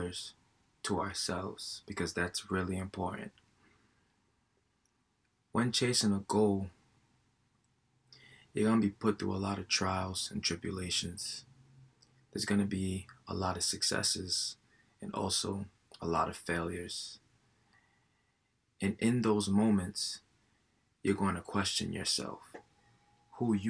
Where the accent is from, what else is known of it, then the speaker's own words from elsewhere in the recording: Providence, Rhode Island, United States; I am from Providence, Rhode Island